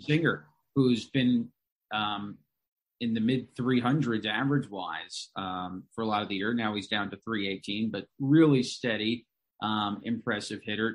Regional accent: Long Island, New York, United States; moved away as an adult; now in Binghamton, United States; I'm from Long Island, and certainly a lot of folks, uh, that went to my high school went to Binghamton University

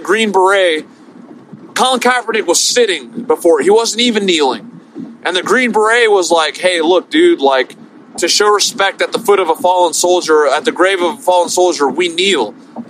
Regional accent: New Orleans, Louisiana, United States; I'm from New Orleans.

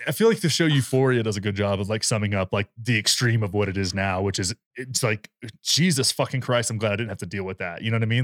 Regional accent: rural Texas, United States

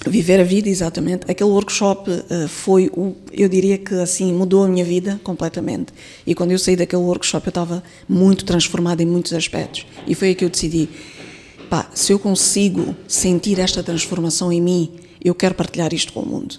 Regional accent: Mozambique; Eu, eu sou moçambicana, nasci aqui, cresci uhum. aqui, estudei

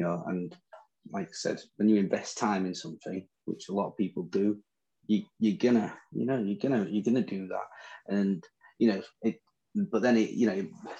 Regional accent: England, United Kingdom; accent: Northern; In my Northern accent

